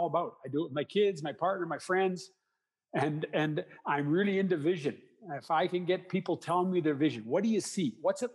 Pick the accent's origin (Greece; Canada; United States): Canada; I'm a Canadian